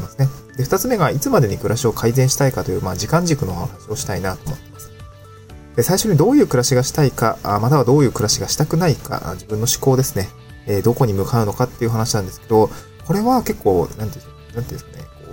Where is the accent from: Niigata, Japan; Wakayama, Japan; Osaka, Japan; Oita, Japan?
Niigata, Japan; also born or lived in Aomori / Tokyo; now in Awaji Island, Japan; もともと私は東京生まれとかそういうわけじゃなくて、新潟で生まれて